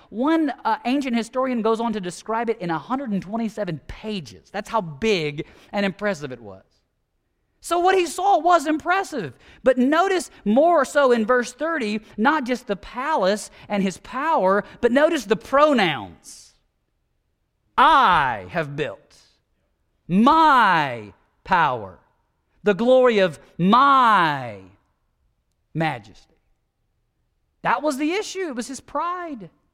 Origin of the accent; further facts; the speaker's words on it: United States; as American evangelicals